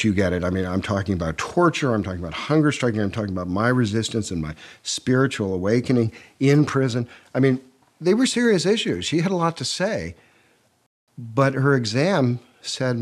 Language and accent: English; Chicago, Illinois, United States; moved away as an adult; now in London, United Kingdom; I'm an American born in Chicago